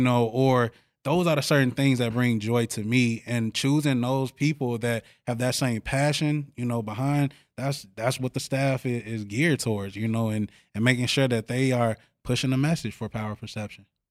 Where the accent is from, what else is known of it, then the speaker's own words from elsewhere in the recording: Chicago, Illinois, United States; now in Eau Claire, United States; I come from Chicago